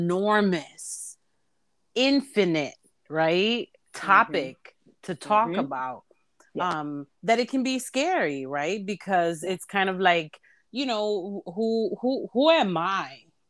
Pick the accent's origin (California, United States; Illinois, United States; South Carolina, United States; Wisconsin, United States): Illinois, United States; Humboldt Park; I'm from Humble Park, and I like 1000% proud of it.